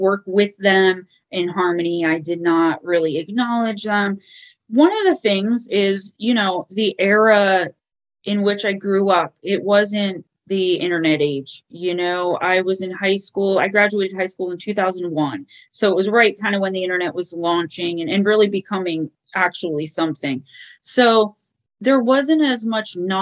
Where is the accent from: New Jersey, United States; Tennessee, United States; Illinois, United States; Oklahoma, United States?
New Jersey, United States; Paterson; I grew up in Paterson, New Jersey